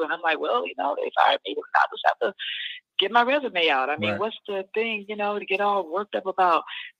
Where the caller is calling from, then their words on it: Alabama, United States; I'm in Alabama. Good afternoon.